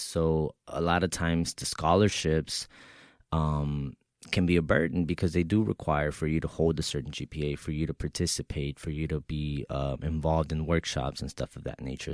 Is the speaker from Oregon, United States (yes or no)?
no; Texas, United States; moved away as an adult; also born or lived in Mexico; now in New York, United States; I was six years old when my mother brought me here to the United States, right, uh, from Mexico. So, um, I grew up in Texas